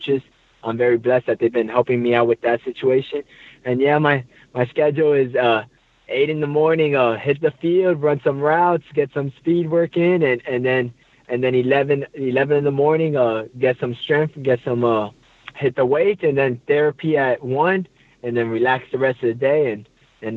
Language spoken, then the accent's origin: English; Miami, Florida, United States; moved away as an adult; now in Montreal, Canada; I'm from Miami